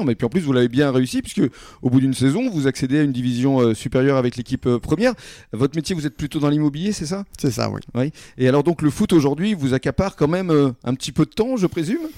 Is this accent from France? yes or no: yes; Langon, Nouvelle-Aquitaine, France; moved away; also born or lived in Biganos; je suis de Langon et du basket.